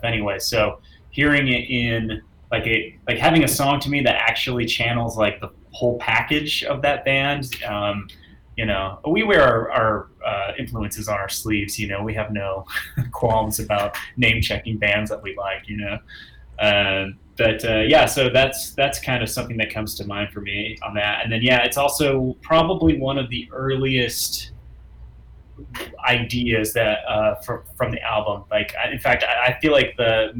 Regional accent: Oklahoma, United States; we grew up in Oklahoma in the 90s

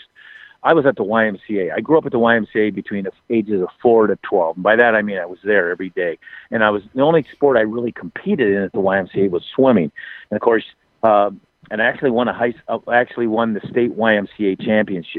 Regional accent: Waterloo, Iowa, United States; Waterloo, Iowa, my hometown

